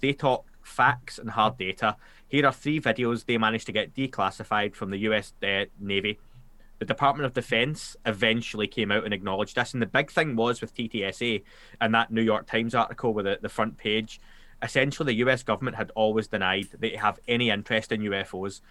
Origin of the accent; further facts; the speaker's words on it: Glasgow, Scotland, United Kingdom; accent: Glaswegian; I'm Scot- a Scottish